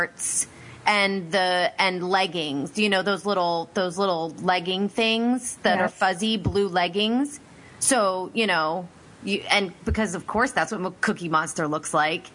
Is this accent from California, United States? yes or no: no; Pennsylvania, United States; I'm from Pennsylvania